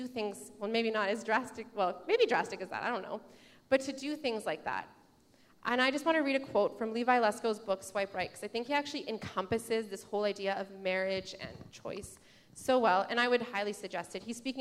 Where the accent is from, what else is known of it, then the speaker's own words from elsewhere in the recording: Saskatchewan, Canada; I'm from Saskatchewan. My family's from Saskatchewan.